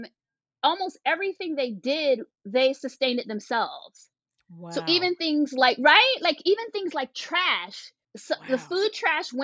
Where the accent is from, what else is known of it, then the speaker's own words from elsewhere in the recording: Washington, District of Columbia, United States; I grew up in Washington, D.C.